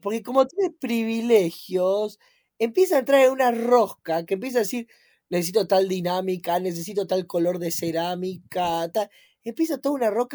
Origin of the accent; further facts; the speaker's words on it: Argentina; nosotros como argentinos